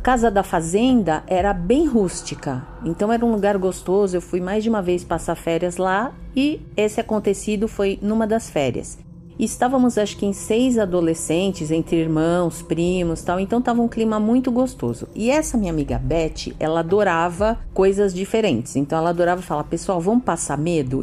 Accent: São Paulo, Brazil; sou de São Paulo

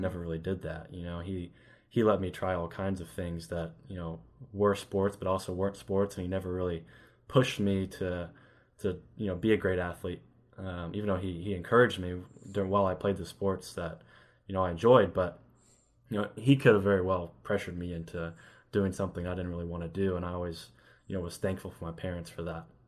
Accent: Elizabethtown, Kentucky, United States; also born or lived in Los Angeles; now in Lexington, United States; I grew up in Elizabethtown, Kentucky, which is a really small town

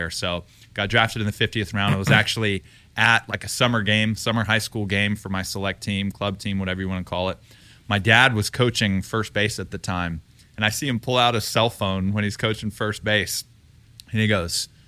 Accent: Texas, United States; they knew that I was from Texas.

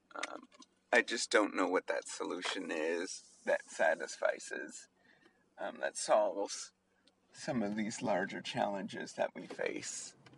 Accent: Canada; now in United States; as a Canadian that's that's moved to the United States.

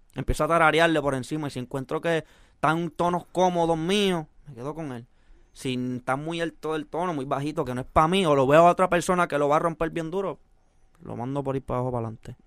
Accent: Puerto Rico; also born or lived in San José, California; Yo soy boricua de corazón, pero mexicano de sangre

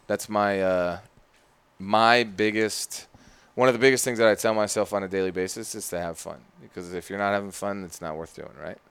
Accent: Phoenix, Arizona, United States; also born or lived in Ashburn, Virginia; now in Richmond, United States; I'm from Phoenix

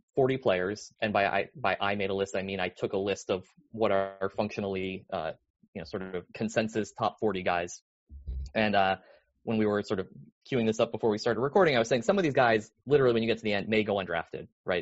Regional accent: Connecticut, United States; I grew up in Connecticut in the 90s

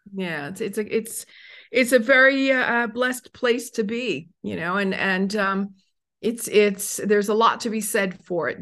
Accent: United States; also born or lived in Italy; now in Phoenix, United States; I'm American

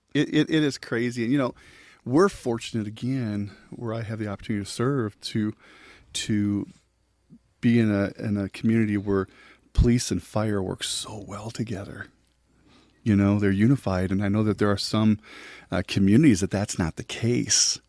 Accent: La Crosse, Wisconsin, United States; moved away as an adult; also born or lived in Joplin, Missouri; now in Kansas City, United States; born and raised in La Crosse, Wisconsin

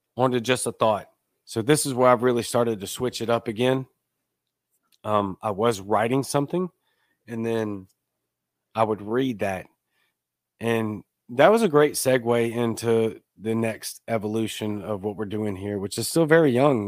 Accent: Baton Rouge, Louisiana, United States; now in South Mississippi, United States; I'm from Baton Rouge, Louisiana

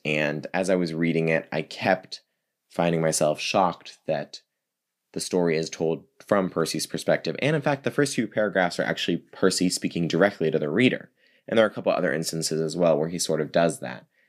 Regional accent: East Coast, United States; moved away; also born or lived in New York City; I'm from the East Coast originally

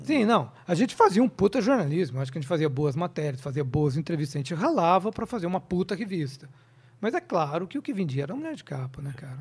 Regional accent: interior of Minas Gerais, Brazil; moved away; eu sou do interior de Minas, minha cidade é desse tamanho, 20 mil habitantes

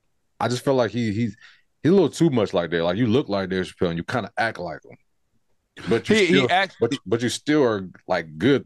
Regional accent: California, United States; I think because we're from California.

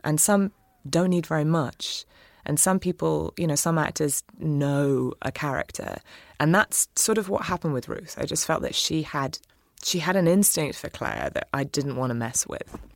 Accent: England, United Kingdom; moved away as an adult; now in United States; I grew up in England with an American mother

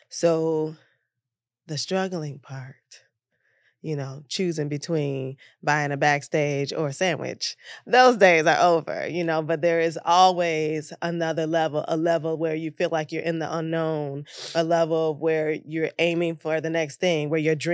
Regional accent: Detroit, Michigan, United States; moved away as an adult; also born or lived in New York; now in Los Angeles, United States; I'm born and bred in Detroit um, and I spent 13 years in New York as an actor a struggling actor

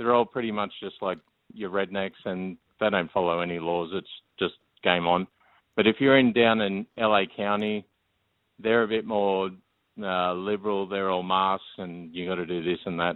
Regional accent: St. George area, New South Wales, Australia; now in United States; I'm born and bred in the St. George area

